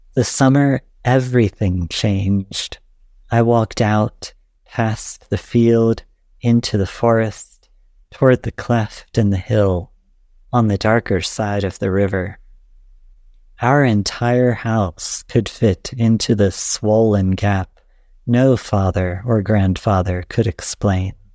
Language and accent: English; Appalachia, United States; moved away as an adult; also born or lived in Illinois; I left Appalachia to go to Illinois for graduate school in poetry